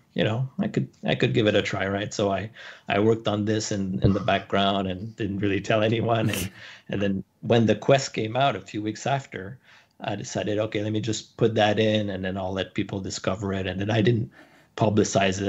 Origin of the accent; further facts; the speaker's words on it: Canada; also born or lived in San Francisco; I moved back to Canada. I'm Canadian, so I moved back to Canada, started my business here